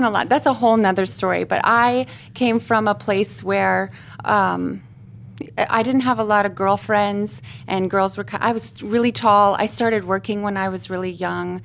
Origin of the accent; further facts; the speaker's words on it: Hamburg, Iowa, United States; I was born in Hamburg, Iowa